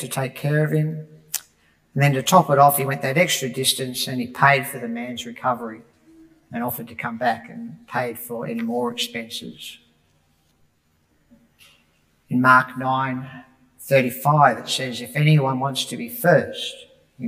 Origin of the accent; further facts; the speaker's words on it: Broadmeadows, Victoria, Australia; When I was a boy growing up in Broadmeadows